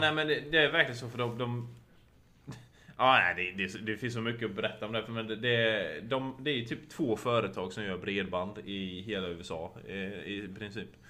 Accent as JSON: {"language": "Swedish", "country": "Sweden", "moved": "yes", "lives_now": "United States", "said": "hemma i Sverige"}